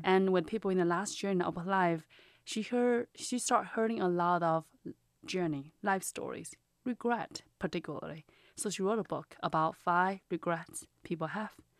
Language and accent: English; China; English is a second language; moved away as an adult; now in United States; I'm from China